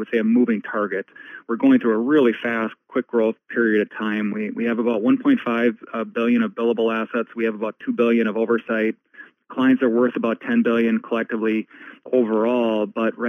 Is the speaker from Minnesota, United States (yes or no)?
yes; Ashby, Minnesota, United States; also born or lived in Bemidji, Minnesota; My hometown is a small farming community. It's called Ashby, about 2.5 hours west of Minneapolis. I grew up there